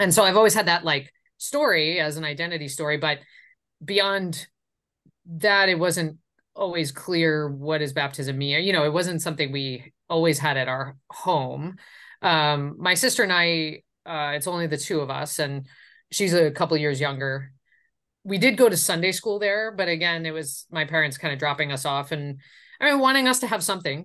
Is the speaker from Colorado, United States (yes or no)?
no; Long Island, New York, United States; now in San Francisco, United States; I grew up on Long Island